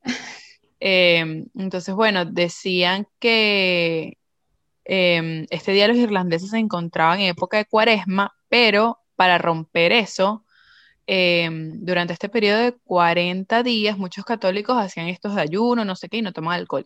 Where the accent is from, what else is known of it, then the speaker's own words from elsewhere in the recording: Venezuela; moved away; yo me acuerdo en Venezuela, en el colegio, en mi clase de inglés